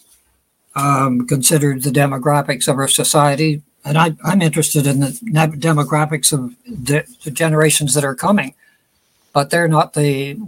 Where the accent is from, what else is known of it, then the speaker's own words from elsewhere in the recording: Smiths Falls, Ontario, Canada; my hometown, which is Smith Falls, Ontario